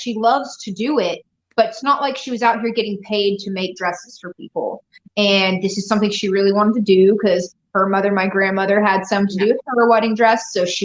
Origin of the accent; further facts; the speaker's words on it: Austin, Texas, United States; moved away as an adult; also born or lived in Vancouver, Washington; now in Houston, United States; I grew up in Austin, Texas